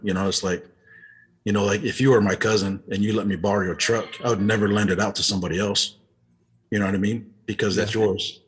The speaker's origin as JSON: {"language": "English", "town": "Euless", "region": "Texas", "country": "United States", "tie": "born or raised there", "also_born_or_lived": "Utah", "said": "growing up in Euless, you know, we actually lived in these uh, low income apartments"}